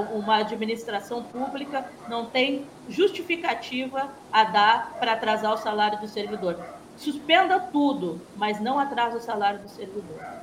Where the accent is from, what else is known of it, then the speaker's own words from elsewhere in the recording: Porto Alegre, Rio Grande do Sul, Brazil; moved away as an adult; now in Campos dos Goytacazes, Brazil; Eu, como porto-alegrense, que, que tenho um carinho muito especial pela minha cidade, nós gaúchos